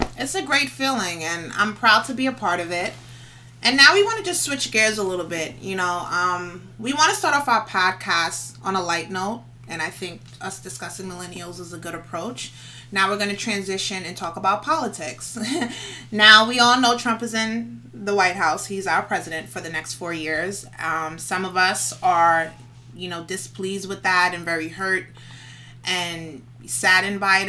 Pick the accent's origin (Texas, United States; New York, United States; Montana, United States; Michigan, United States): New York, United States; New York City; I'm from the Bronx, born and raised.